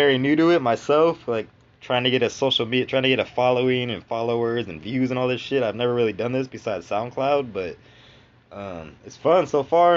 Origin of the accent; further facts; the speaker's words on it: Southern California, United States; I grew up in Southern California as well.